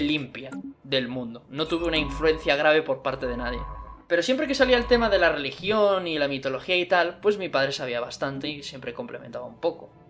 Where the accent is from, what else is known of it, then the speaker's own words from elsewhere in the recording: Spain; la religión cristiana era la religión de España, la que teníamos aquí